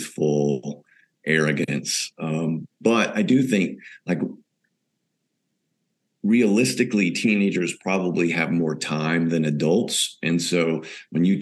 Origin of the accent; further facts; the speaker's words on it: the South of the U.S., Texas, United States; moved away as an adult; now in São Paulo, Brazil; growing up in the South part of the U.S.